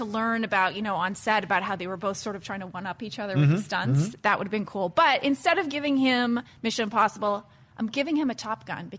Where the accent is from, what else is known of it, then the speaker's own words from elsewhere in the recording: Canada; now in Los Angeles, United States; I'm from Canada, so I'm used to driving in this.